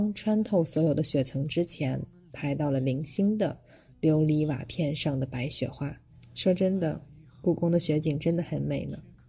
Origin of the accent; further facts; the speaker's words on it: northern China, China; 还好我是北方人了，